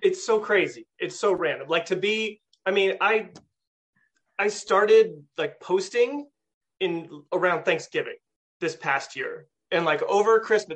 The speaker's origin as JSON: {"language": "English", "region": "California", "country": "United States", "moved": "as an adult", "lives_now": "upstate New York, United States", "said": "I'm from California"}